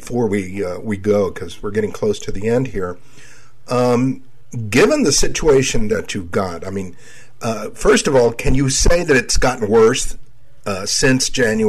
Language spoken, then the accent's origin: English; Laredo, Texas, United States; I was born in Laredo.